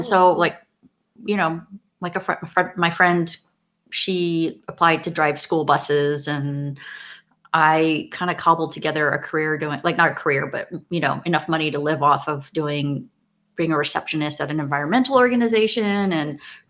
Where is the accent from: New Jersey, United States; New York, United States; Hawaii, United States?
Hawaii, United States; moved away as an adult; also born or lived in Portland, Oregon; I grew up in Hawaii.